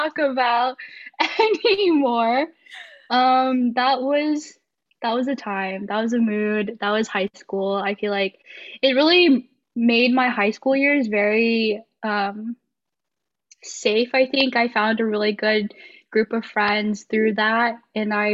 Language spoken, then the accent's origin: English; Mesquite, Texas, United States; also born or lived in Wylie, Texas / Sherman, Texas; now in Denton, United States; I was born in Mesquite, Texas, and then I lived there all my life up until high school